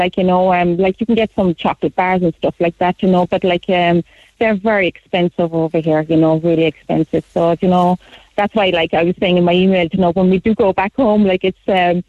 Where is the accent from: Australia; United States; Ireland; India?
Ireland; Mahon, Munster; From Mahon, actually, Mahon.